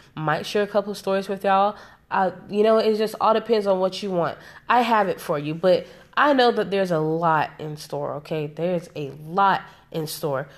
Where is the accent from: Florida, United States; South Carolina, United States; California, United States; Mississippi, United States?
South Carolina, United States; I'm from South Carolina, South Carolina. Like, all of my people are from South Carolina